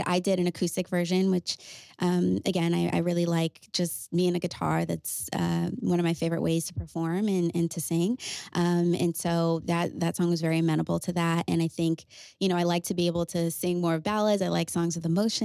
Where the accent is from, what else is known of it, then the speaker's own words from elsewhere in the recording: Connecticut, United States; I am a pop and R&B artist born and raised in Connecticut